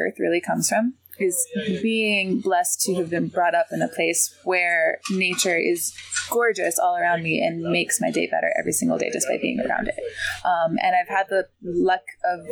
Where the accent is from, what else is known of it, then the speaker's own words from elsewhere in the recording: Maui, Hawaii, United States; moved away as an adult; I'm originally from Maui, Hawaii. I was born and raised there, and I lived there until I was 18.